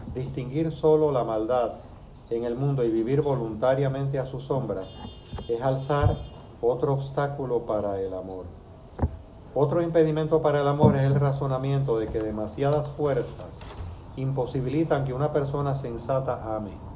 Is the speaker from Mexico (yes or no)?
no; Cuba; now in Puerto Rico; yo nací en Cuba